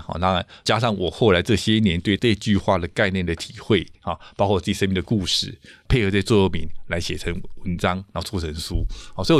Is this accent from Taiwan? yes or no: yes; Taiwan; 所以如何让我们台湾人可以负担得了啊？